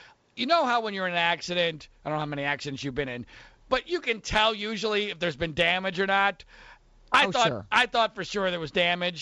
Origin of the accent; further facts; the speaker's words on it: Philadelphia suburbs, Pennsylvania, United States; I grew up in the Philadelphia suburbs